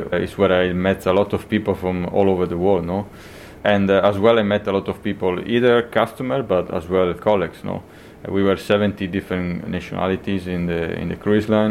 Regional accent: close to Venice, Veneto, Italy; also born or lived in Argentina; I moved to Italy in 1990. So I spent pretty much all my life here close to Venice

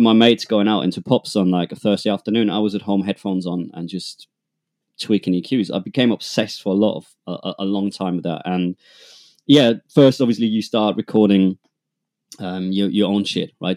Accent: two hours north of Munich, Schindelsee, Bavaria, Germany; accent: German; English is a second language; I am, as you might hear from my accent, uh, I'm German. I grew up, uh, two hours north of Munich, uh, in a tiny place called Schindelsee.

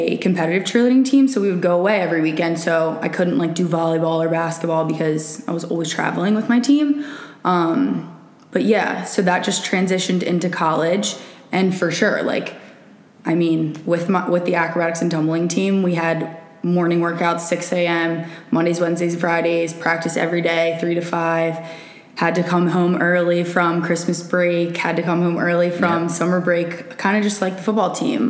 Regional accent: Newark, Delaware, United States; moved away as an adult; also born or lived in West Virginia; now in Arizona, United States; I'm from Newark, Delaware, born and raised.

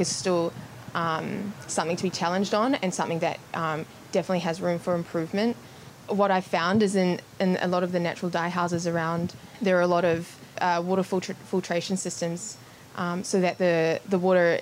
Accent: New Zealand; moved away as an adult; now in Melbourne, Australia; I moved to Melbourne from New Zealand, where I was born

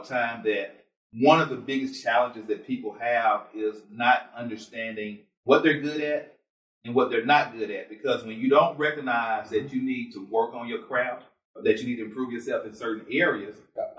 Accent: Mound Bayou, Mississippi, United States; I was born in Mount Bayou.

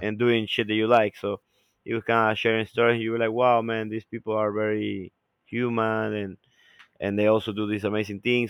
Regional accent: Ecuador; now in United States; we come from Ecuador, which are places so far away from main, like, from, from, from, from the United States

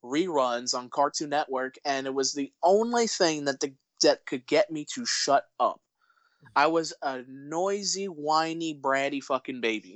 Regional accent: New York City, New York, United States; I'm born and raised in New York City

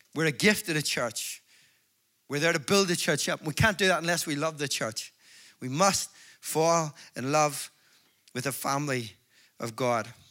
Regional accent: Belfast, Northern Ireland, United Kingdom; I'm from Belfast

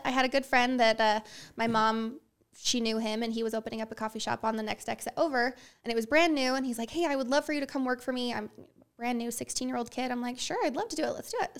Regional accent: Herriman, Utah, United States; I was born and raised in Utah. Yep, I've lived here my whole life. Uh, grew up in Rose Canyon, up in Harriman

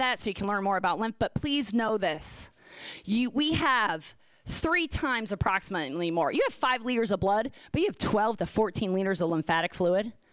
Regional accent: Philadelphia, Pennsylvania, United States; I'm from Philly

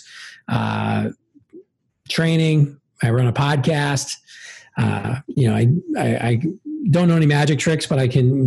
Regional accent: Milwaukee, Wisconsin, United States; now in Evanston, United States; Grew up on the south side of Milwaukee

